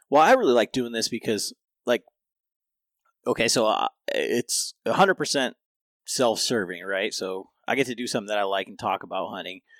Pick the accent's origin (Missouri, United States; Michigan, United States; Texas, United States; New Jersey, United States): Michigan, United States; growing up in Michigan